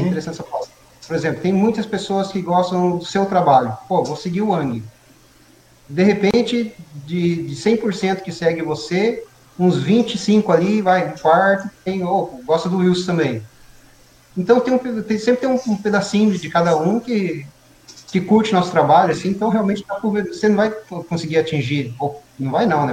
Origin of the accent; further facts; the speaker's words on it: Mogi das Cruzes, São Paulo, Brazil; eu nasci em Biritibu Sul, né? Uhum. Eu nasci em Mogi, na verdade, mas a minha família morava em Biritibu Sul.